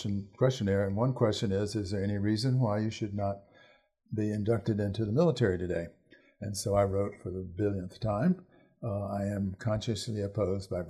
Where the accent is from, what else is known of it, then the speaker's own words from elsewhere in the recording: Virginia, United States; I'm also from Virginia, which is far more patriotic in that sense than Wisconsin.